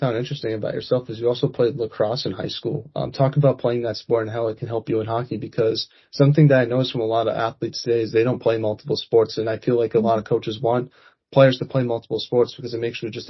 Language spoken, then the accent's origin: English; East Coast, United States; Like, I'm from the East Coast, and it's just hard to fathom how you guys can sell out an NHL arena for a high school hockey game.